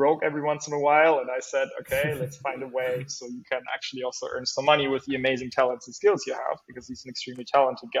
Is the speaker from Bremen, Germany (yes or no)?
yes; Bremen, Germany; my home state of Bremen